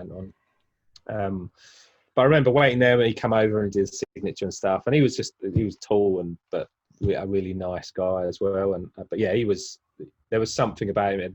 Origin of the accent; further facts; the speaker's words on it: London, United Kingdom; I grew up in East Ham